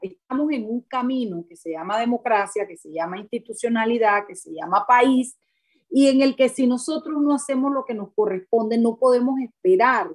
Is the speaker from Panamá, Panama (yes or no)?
no; Chiriquí, Panama; yo soy panameña, tengo doble nacionalidad chiricana y panameña